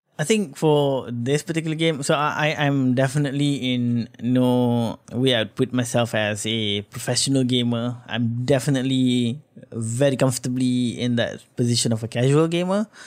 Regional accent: Malaysia

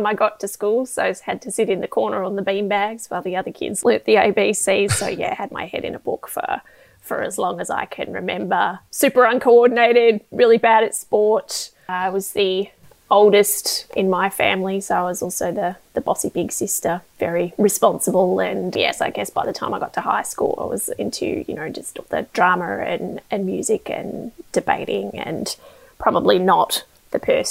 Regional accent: Tasmania, Australia; I grew up in Tasmania.

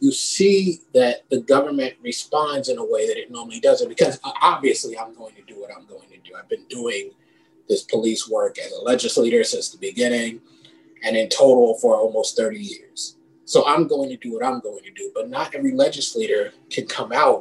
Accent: New York City, New York, United States; now in Connecticut, United States; when I was a kid, I grew up in the Bronx

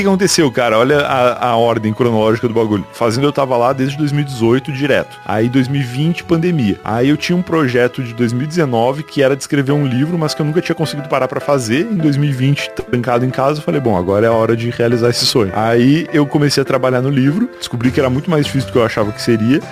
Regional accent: Rio Grande do Sul, Brazil; eu sou gaúcho, né? E lá no Rio Grande do Sul

